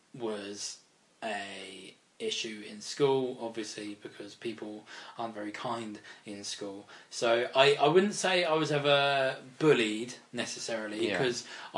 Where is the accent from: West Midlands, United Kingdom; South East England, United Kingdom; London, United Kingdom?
South East England, United Kingdom; Reading; also born or lived in Farnborough, Kent; I was born in Farnborough in Kent. Oh, okay. But moved to Reading when I was about one.